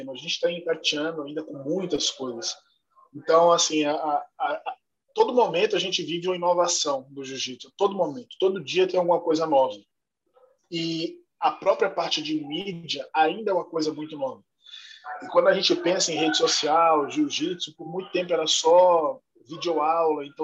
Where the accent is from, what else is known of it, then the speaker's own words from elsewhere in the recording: Salvador, Bahia, Brazil; now in São Paulo, Brazil; eu sou de Salvador, Bahia. Moro em São Paulo há nove anos e eu vim para cá para começar um projeto social.